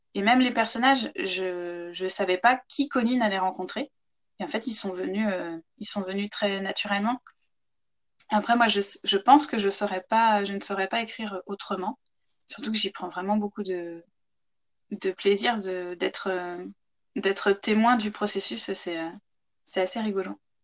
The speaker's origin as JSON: {"language": "French", "town": "Chartres", "region": "Centre-Val de Loire", "country": "France", "tie": "born or raised there", "also_born_or_lived": "Ireland", "moved": "yes", "lives_now": "Manche, France", "said": "Je suis originaire de Chartres en Eure-et-Loire à la base, c'est là-bas que j'ai grandi"}